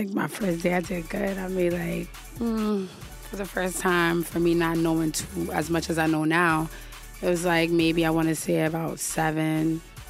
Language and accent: English; Miami, Florida, United States; born there; also born or lived in White Plains, New York; I was born in Miami, Florida.